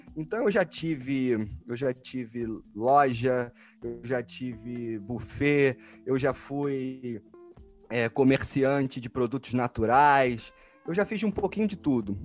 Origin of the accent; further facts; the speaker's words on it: Rio de Janeiro, Brazil; moved away as an adult; also born or lived in United States; now in Netherlands; eu venho do Rio de Janeiro, do Brasil, nasci no Rio de Janeiro, no Brasil